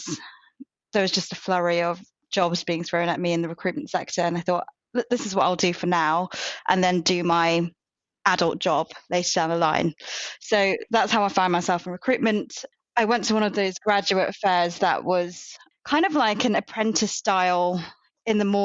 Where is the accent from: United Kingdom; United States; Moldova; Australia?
United Kingdom; moved away as an adult; also born or lived in Birmingham / London; now in Bristol, United Kingdom; I grew up in Birmingham and London